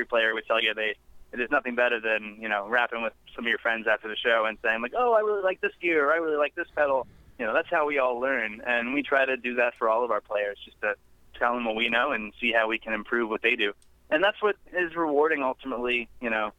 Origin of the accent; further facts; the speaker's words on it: Indianapolis, Indiana, United States; moved away as an adult; now in Nashville, United States; I grew up in Indianapolis, up north